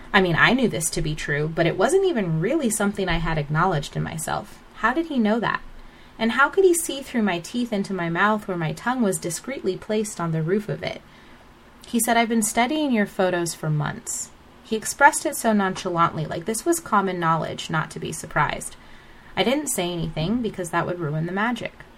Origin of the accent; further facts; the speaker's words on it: United States; my father is Nigerian, and although I was raised in America